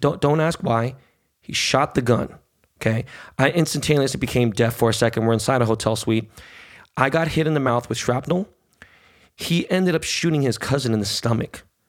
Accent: Los Angeles, California, United States; also born or lived in Beverly Hills / New York; growing up in Koreatown, growing up in the hood

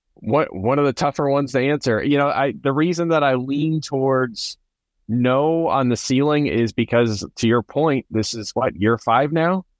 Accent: Philadelphia, Pennsylvania, United States; I grew up in Philly, so grew up an Eagles fan

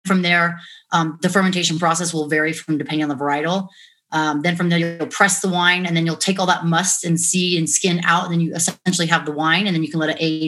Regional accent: Montana, United States; also born or lived in La Jolla, California / Washington State; now in Las Vegas, United States; moved to Montana when I was 8. So I pretty much consider myself a Montana girl, being raised up there.

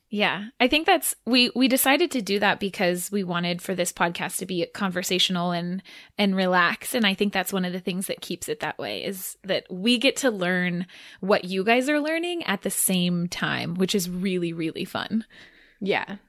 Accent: Irvine, California, United States; also born or lived in San Diego, California; when I was nine, I think was when we moved from San Diego to Irvine.

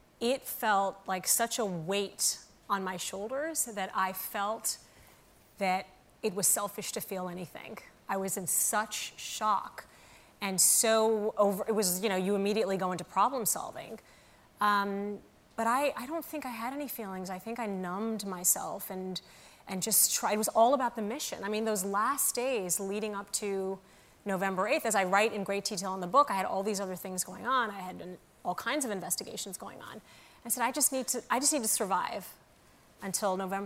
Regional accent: Saudi Arabia; moved away; I grew up in the Middle East

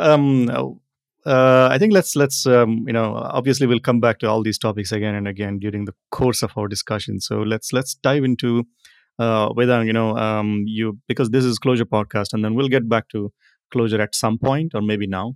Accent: India; now in Netherlands; Indian guy in the Netherlands

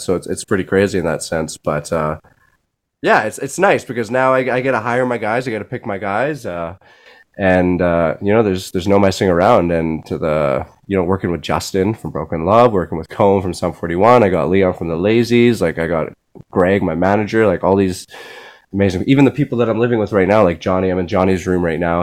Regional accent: Switzerland; moved away; my my my home country

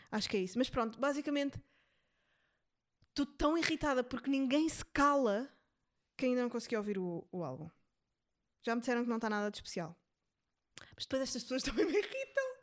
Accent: São Tomé & Príncipe; eu vivi a vida inteira em São Tomé e só comia peixe, portanto eu já preenchi a minha cota de não comer carne.

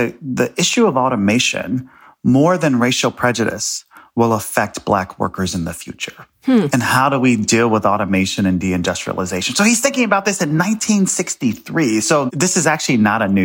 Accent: Chicago, Illinois, United States; I'm from Chicago

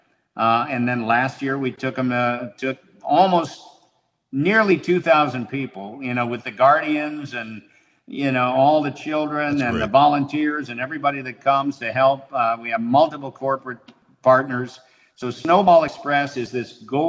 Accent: Highland Park, Illinois, United States; moved away; That's where I grew up

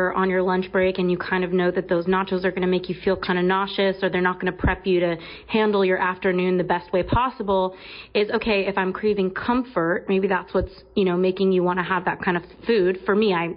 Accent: Los Angeles, California, United States; I grew up in Los Angeles

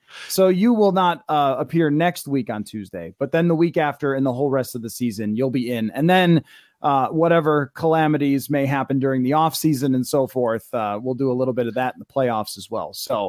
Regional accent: Buffalo, New York, United States; You played for the Buffalo Bills. I grew up in Buffalo.

